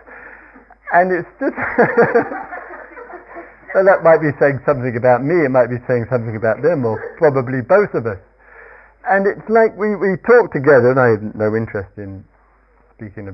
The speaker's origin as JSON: {"language": "English", "area": "Surrey", "region": "South East England", "country": "United Kingdom", "said": "I come from Surrey"}